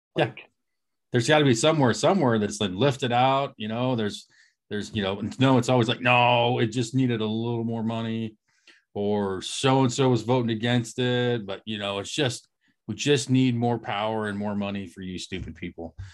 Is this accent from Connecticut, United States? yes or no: no; Eastern Oregon, United States; moved away; We are four friends from Eastern Oregon who've traveled the world and wound up scattered across the U.S.